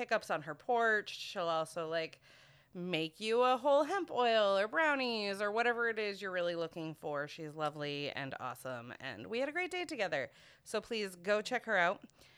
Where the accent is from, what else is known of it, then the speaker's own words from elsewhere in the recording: Greenville, Maine, United States; Greenville, Maine, which is my hometown